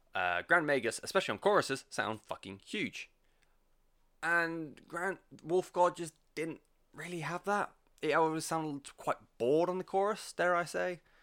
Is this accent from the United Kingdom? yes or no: yes; England, United Kingdom; I'm English and I anglicize everything